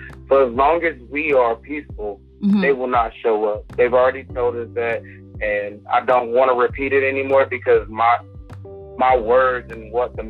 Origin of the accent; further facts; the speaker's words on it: Los Angeles, California, United States; I grew up in Los Angeles. I've seen that 1992 LA riot.